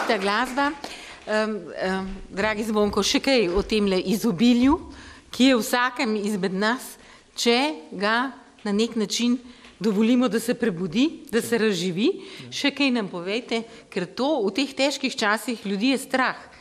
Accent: Slovenia

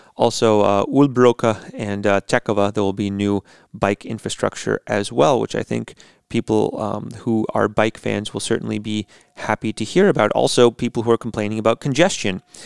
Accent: United States; moved away as an adult; now in Latvia; as an American

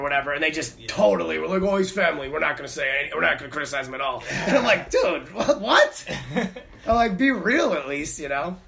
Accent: Connecticut, United States; I grew up in Connecticut. I lived in Connecticut at the time.

